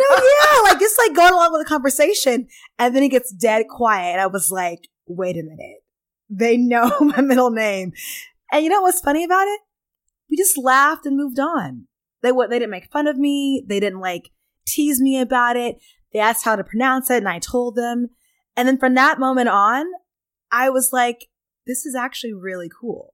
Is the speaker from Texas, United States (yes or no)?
yes; Pflugerville, Texas, United States; I'm Southern, I'm from Texas